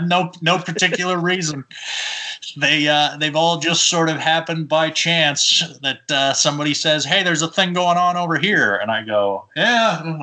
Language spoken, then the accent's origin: English; Boise, Idaho, United States; also born or lived in Los Angeles / Austin / Kissimmee; At this point, I am actually just moved into an apartment today in Boise, Idaho, which is mostly where I grew up. I was born in Los Angeles, and I've lived really all over the place.